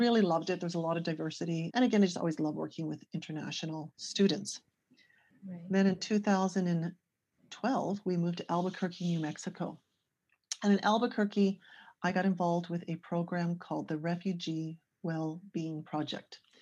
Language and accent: English; small city outside Toronto, Ontario, Canada; I'm originally from Canada. This was uh, in a small city outside of Toronto